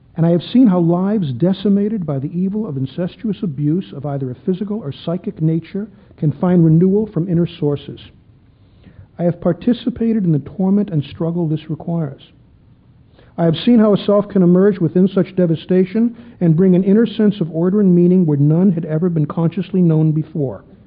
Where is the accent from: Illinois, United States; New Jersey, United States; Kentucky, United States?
Illinois, United States; Chicago; When I was a kid growing up in Chicago